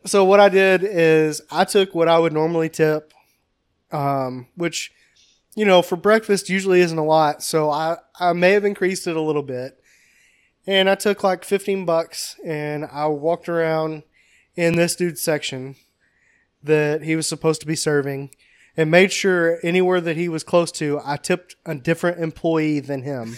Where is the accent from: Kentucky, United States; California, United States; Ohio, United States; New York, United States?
Kentucky, United States; We're from Kentucky.